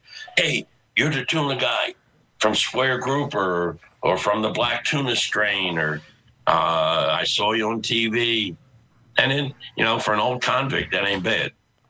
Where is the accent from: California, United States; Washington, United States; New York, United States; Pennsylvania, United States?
Pennsylvania, United States; Philadelphia; my partner, who I grew up with in Philly